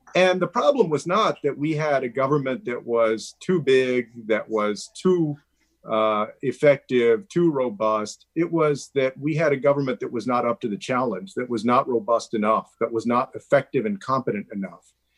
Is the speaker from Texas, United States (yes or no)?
yes; Texas, United States; Texas, my home state